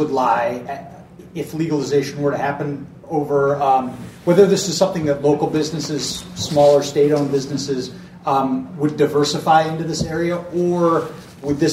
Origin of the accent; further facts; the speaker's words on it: Minneapolis, Minnesota, United States; now in Wisconsin, United States; I grew up in the Twin Cities. My family still lives there.